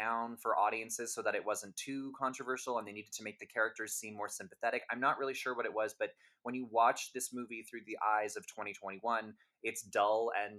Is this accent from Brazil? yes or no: no; England, United Kingdom; I'm sorry to people listening, but I'm very English, so I'm just going to say Liv